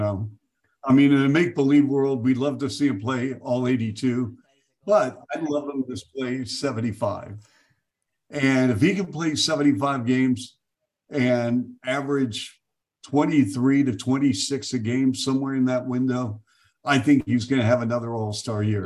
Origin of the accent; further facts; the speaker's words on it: Seattle, Washington, United States; moved away; I grew up in Seattle